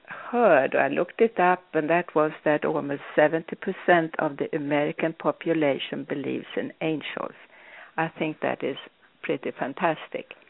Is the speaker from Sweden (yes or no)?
yes; Sweden; I was born in Sweden